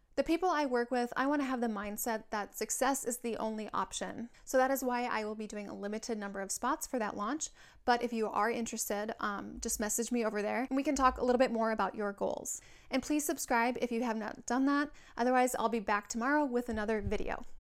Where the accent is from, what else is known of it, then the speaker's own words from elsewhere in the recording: Minnesota, United States; now in San Diego, United States; My husband is from Hawaii and I am from Minnesota, but the military has landed us here